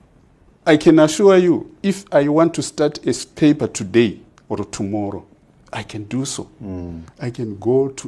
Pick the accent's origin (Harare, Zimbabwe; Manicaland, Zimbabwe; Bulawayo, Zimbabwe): Manicaland, Zimbabwe; Makoni; also born or lived in United States; made by the people of Makoni, my home area, my constituency